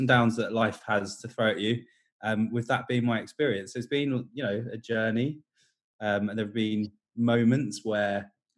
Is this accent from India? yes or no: no; Portsmouth, South East England, United Kingdom; I'm from Portsmouth, which is a small city on the south coast